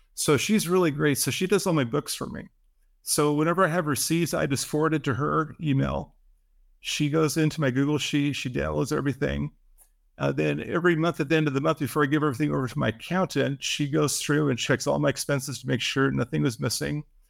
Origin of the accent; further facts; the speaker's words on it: Seattle, Washington, United States; I grew up in Seattle